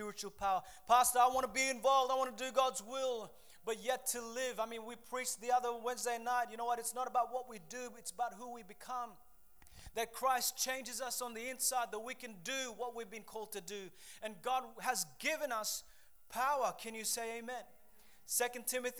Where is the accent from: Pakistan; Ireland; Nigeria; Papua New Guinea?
Papua New Guinea; moved away; I grew up in Papua New Guinea